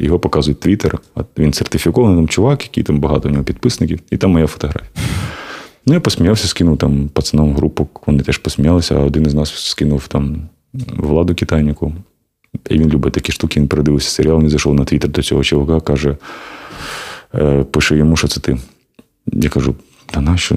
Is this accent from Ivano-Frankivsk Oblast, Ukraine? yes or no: no; Kharkiv, Kharkiv Oblast, Ukraine; Я з Харкова.